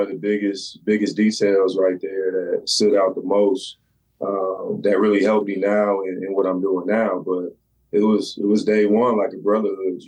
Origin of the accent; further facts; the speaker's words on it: Columbus, Ohio, United States; I grew up everywhere in Columbus